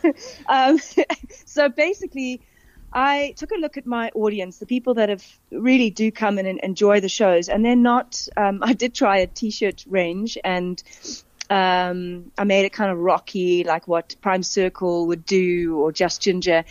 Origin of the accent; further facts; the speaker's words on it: Cape Town, Western Cape, South Africa; moved away as an adult; also born or lived in England; now in Johannesburg, South Africa; for me growing up in Cape Town